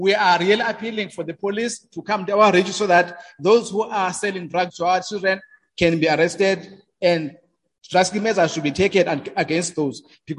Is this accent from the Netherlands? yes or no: no; Emalahleni, Mpumalanga, South Africa; I'm coming from Emalahleni municipality.